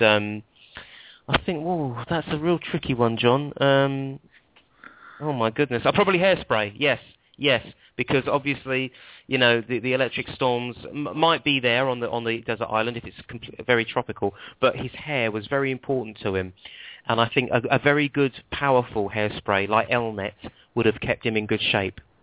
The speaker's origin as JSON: {"language": "English", "town": "Stanmore", "region": "London", "country": "United Kingdom", "moved": "yes", "lives_now": "Milton Keynes, United Kingdom", "said": "I'm from Stanmore, um, but I live in Milton Keynes now."}